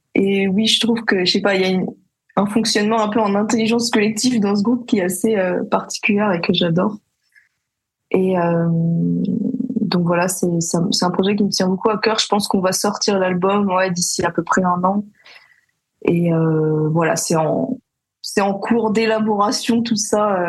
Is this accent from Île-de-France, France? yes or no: yes; Paris, Île-de-France, France; j'ai grandi à Paris ma mère est d'origine parisienne et mon père est guadeloupéen